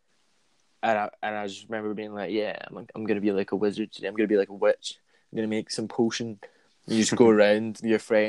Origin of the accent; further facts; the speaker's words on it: Glasgow, Scotland, United Kingdom; I grew up in Govan and then I moved to the west end of Glasgow.